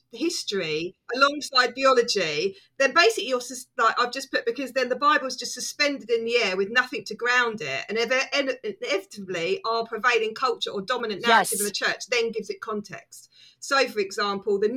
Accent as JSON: {"language": "English", "country": "United Kingdom", "said": "I'm British."}